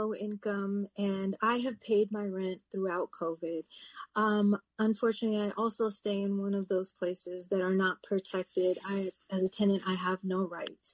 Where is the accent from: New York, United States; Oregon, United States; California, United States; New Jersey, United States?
California, United States; Berkeley; I was born and raised here in the Bay Area in Berkeley